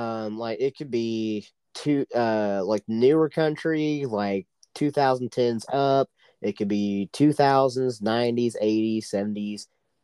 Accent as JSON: {"language": "English", "region": "Oklahoma", "country": "United States", "moved": "yes", "said": "she is from my home state of Oklahoma."}